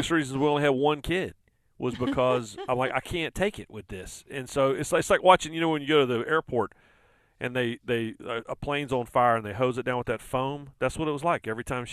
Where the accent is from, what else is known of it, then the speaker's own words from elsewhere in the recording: Rockingham, North Carolina, United States; accent: Southern; I was born in Rockingham, North Carolina, in eastern North Carolina